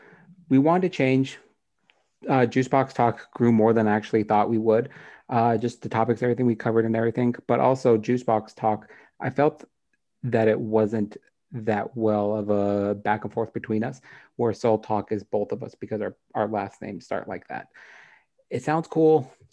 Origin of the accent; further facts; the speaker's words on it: United States; Because I'm an American